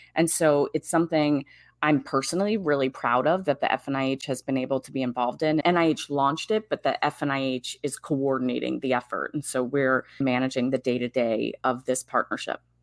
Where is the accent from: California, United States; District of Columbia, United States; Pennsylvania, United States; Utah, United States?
District of Columbia, United States; Washington, D.C. area; took that in D, in the D C Bureau and moved back to my hometown area